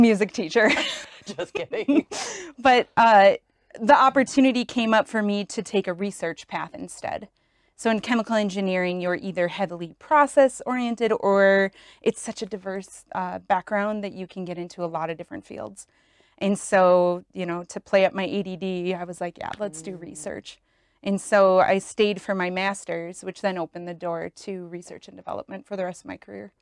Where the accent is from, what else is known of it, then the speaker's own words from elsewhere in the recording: Wisconsin, United States; moved away as an adult; also born or lived in Michigan / Atlanta; Originally from Wisconsin.